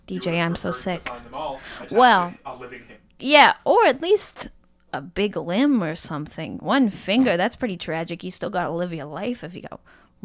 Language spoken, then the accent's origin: English; Pitlochry, Scotland, United Kingdom; turns out we're both from the same small town. And we're both from Pitlochry in Scotland.